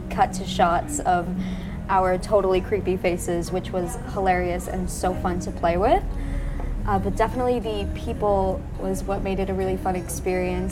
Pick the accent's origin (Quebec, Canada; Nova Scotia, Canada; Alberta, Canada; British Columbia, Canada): Alberta, Canada; southern; moved away as an adult; also born or lived in Windsor, Ontario; now in Toronto, Canada; I was born in a really small town in southern Alberta called Clairsome. Nothing like Toronto.